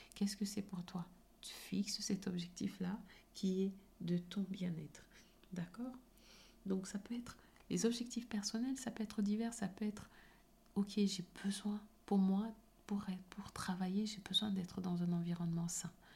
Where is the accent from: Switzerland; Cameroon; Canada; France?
Cameroon; moved away; j'ai grandi au Cameroun et j'étais dans une école privée